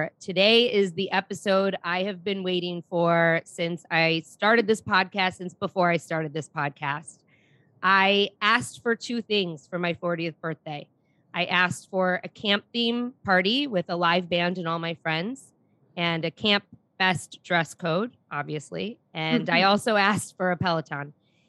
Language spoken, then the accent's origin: English; Chicago, Illinois, United States; she knew I was from Chicago. And while I don't live in Highland Park, I live in a town next door and I consider Highland Park part of my community.